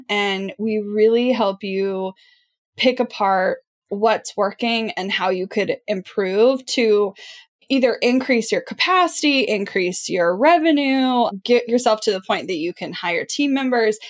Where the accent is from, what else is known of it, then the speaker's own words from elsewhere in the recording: Midwest, United States; I am from the Midwest and have a lot of small town things that happen